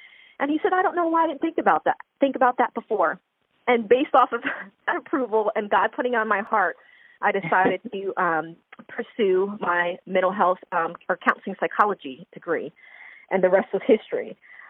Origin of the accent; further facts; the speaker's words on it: New York, United States; moved away as an adult; also born or lived in Long Island; now in Florida, United States; So I'm actually originally from New York.